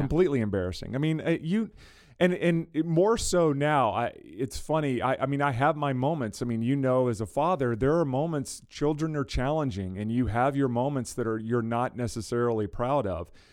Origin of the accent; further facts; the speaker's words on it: South Louisiana, United States; I grew up in South Louisiana, I grew up in the deep, deep South